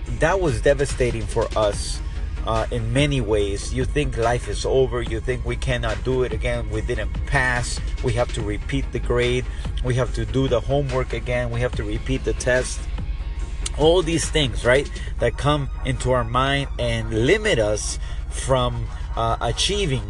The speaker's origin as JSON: {"language": "English", "region": "South Florida", "country": "United States", "said": "we're from South Florida"}